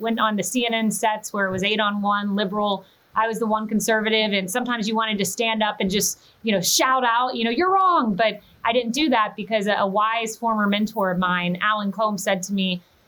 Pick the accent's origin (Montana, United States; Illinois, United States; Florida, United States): Florida, United States; Plant City; moved away as an adult; I grew up in Plant City